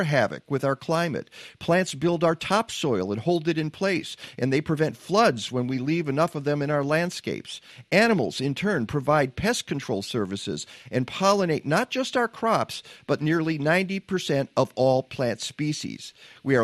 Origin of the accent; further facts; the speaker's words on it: Michigan, United States; we grew up in Michigan